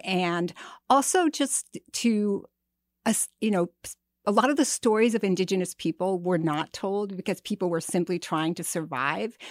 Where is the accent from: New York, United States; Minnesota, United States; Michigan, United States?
Minnesota, United States; White Earth Reservation; I'm from White Earth Reservation, and I grew up really among storytellers